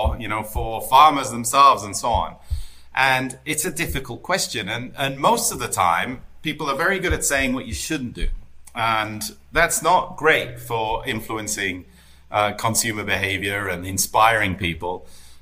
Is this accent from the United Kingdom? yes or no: yes; United Kingdom; I'm British, right? You know, the Brits